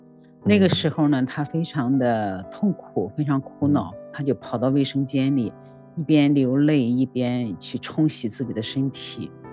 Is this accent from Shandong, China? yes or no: yes; Jinan, Shandong, China; 我是来自山东济南的